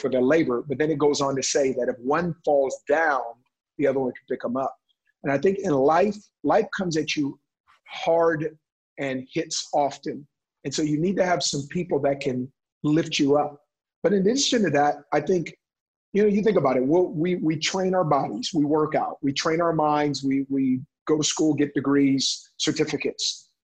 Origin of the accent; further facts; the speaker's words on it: Oakland, California, United States; also born or lived in Stockton, California; I grew up in West Oakland